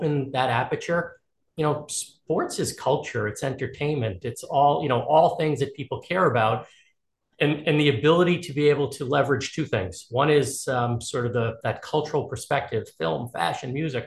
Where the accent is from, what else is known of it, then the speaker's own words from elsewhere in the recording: New York, United States; I grew up right outside New York City